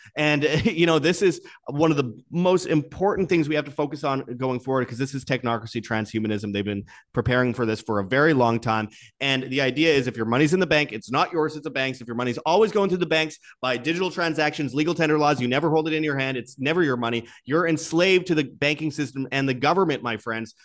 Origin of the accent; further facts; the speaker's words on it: Canada; my home country of Canada